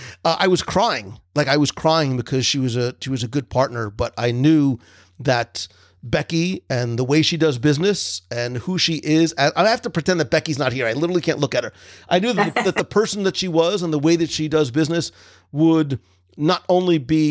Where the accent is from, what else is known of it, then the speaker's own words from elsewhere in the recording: New Jersey, United States; also born or lived in Naples, Florida; now in Florida, United States; growing up in New Jersey